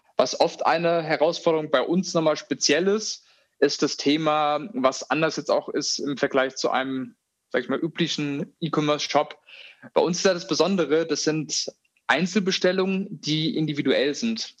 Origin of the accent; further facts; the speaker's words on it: Hofheim, Hesse, Germany; also born or lived in Australia; Ich bin momentan im Rhein-Main-Gebiet. Wir haben unser Büro auch in Mainz, also so die Ecke. Da bin ich auch früher in Hofheim zur Schule gegangen